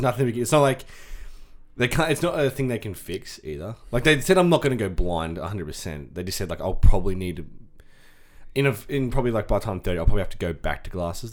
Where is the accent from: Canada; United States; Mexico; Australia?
Australia; Scone, New South Wales; we were in our Scone High School Year Twelve jerseys